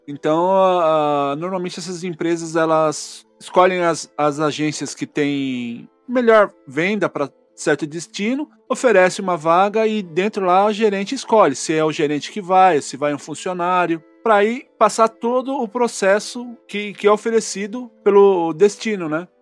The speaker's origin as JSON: {"language": "Portuguese", "country": "Brazil", "said": "eu como brasileiro"}